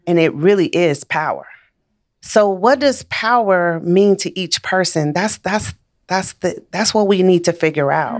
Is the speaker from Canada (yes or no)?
no; Chicago, Illinois, United States; moved away as an adult; also born or lived in Missouri; I'm from Chicago. Raised in Chicago, went to school in Missouri